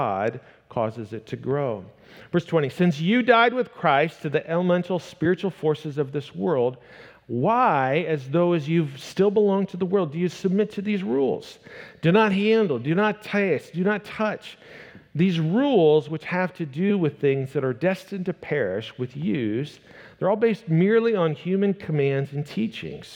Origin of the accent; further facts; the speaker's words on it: Northwest Iowa, United States; I grew up in Northwest Iowa, and in the midst of the background of my small town traditional church that I grew up going